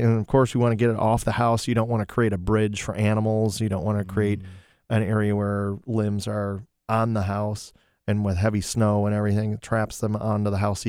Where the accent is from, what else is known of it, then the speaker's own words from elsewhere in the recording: Toledo, Ohio, United States; Well, yeah, I am originally from Tootally Doo.